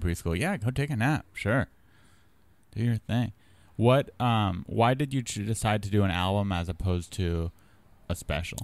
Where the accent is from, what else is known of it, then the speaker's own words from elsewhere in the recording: San Diego, California, United States; moved away as an adult; also born or lived in Santa Cruz, California; now in Los Angeles, United States; I'm from San Diego, but I moved here from college, U C Santa Cruz.